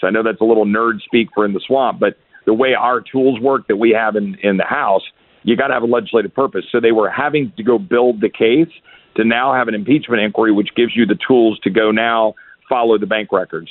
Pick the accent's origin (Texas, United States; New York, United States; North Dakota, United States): Texas, United States; as a Texan